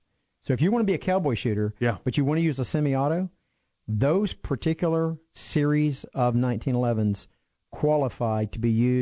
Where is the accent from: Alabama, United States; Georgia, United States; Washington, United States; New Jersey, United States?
Alabama, United States; Lipscomb?; I'm from Lipskillet, Alabama.